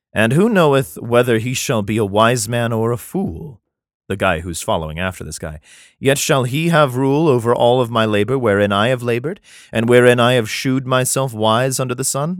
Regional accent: United States; I'm American

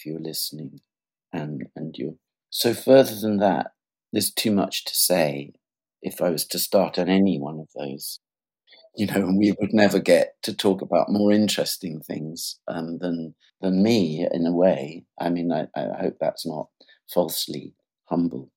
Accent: England, United Kingdom; I'm English. That's where I was born in England

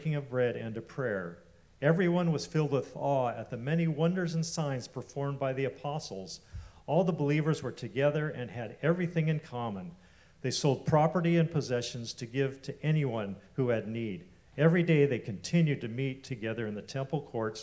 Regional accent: Eureka, California, United States; I grew up in Eureka, about 4 hours north of here

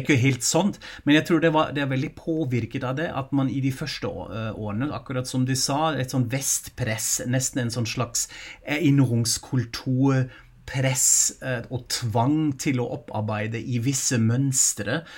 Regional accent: Germany; moved away; jeg er jo tysk selv

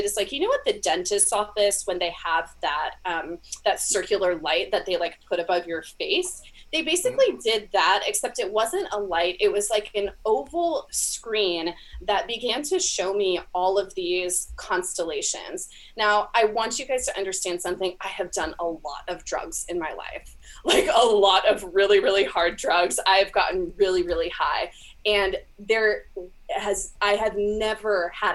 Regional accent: California, United States; now in Florida, United States; I am from California originally. I live now in Florida

